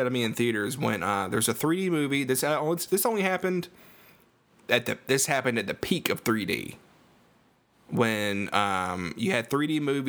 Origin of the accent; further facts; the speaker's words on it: Central Alabama, United States; probably gathered from my accent, I am from Alabama